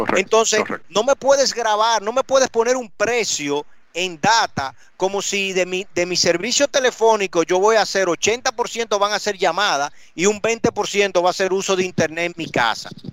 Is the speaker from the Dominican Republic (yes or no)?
yes; Dominican Republic; todos los dominicanos tenemos aunque sea un primo en Nueva York